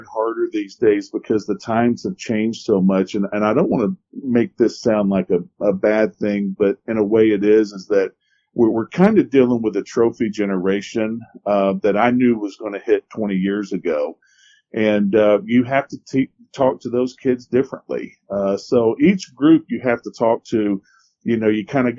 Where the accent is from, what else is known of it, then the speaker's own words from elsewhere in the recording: Ellijay, Georgia, United States; actually I grew up in Ellijay